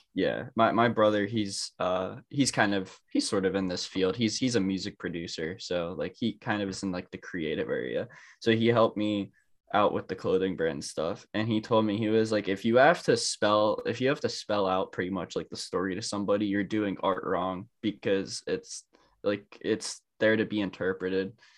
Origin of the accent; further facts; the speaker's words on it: Pittsburgh, Pennsylvania, United States; I'm from Pittsburgh, Pennsylvania